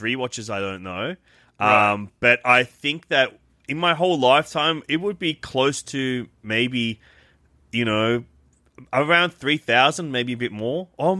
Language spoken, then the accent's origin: English; Sydney, New South Wales, Australia; around the same parts of Sydney I grew up